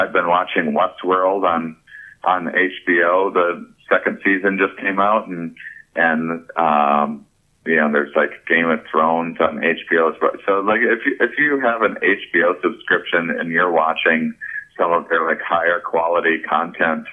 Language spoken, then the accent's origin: English; La Crosse, Wisconsin, United States; I'm also from La Crosse, Wisconsin